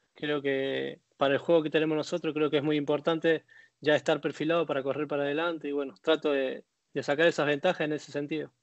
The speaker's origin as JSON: {"language": "Spanish", "region": "Córdoba", "country": "Argentina", "tie": "born or raised there", "also_born_or_lived": "Belgium", "accent": "cordobés", "moved": "as an adult", "lives_now": "Buenos Aires, Argentina", "said": "Soy de Barrio Empalme, que del arco, del arco de Córdoba, dentro de capital"}